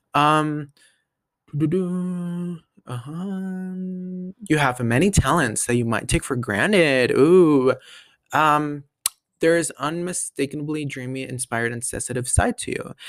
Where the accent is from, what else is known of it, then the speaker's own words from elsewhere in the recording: Denver, Colorado, United States; I was born in Denver. Born and raised.